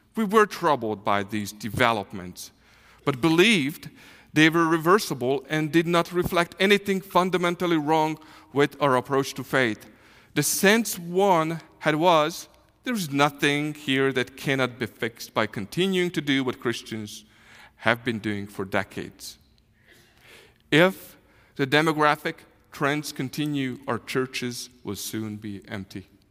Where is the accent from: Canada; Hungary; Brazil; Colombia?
Hungary; English is a second language; moved away as an adult; now in Kansas City, United States; we are from Hungary. Uh, we grew up there. I was fifty years old when six, six and a half years ago the Lord called us to, to come to the U S